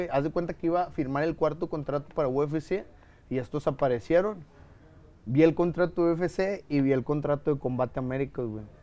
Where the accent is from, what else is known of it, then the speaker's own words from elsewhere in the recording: Mexico; soy mexicano